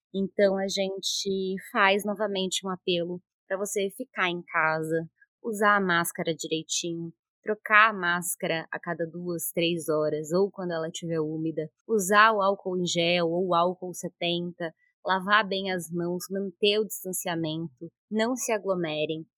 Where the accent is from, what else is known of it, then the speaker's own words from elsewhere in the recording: São Bernardo do Campo, São Paulo, Brazil; eu sou de São Bernardo do Campo.